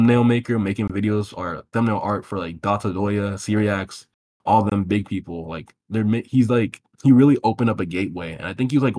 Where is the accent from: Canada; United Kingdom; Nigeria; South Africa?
Nigeria; I'm Nigerian.